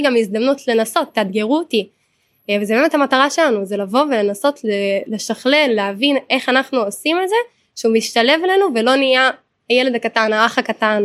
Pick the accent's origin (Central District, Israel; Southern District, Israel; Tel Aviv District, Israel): Central District, Israel; Hod HaSharon; אני מהוד השרון